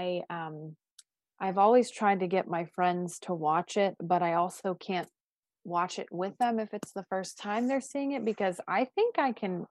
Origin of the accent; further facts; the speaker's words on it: Pittsburgh, Pennsylvania, United States; I'm from Pittsburgh